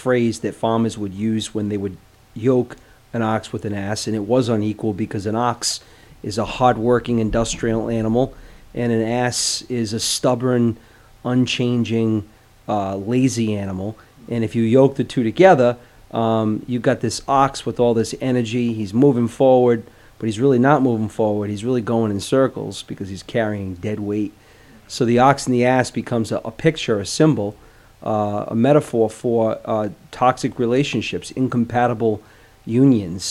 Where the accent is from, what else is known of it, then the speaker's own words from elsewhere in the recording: Providence, Rhode Island, United States; I'm from Providence.